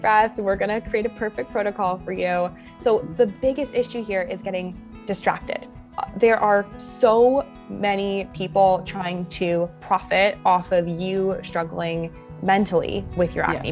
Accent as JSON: {"language": "English", "country": "Canada", "tie": "born or raised there", "also_born_or_lived": "Germany", "said": "I was born in Germany and then I mm-hmm. was raised in Canada, kind of back and forth"}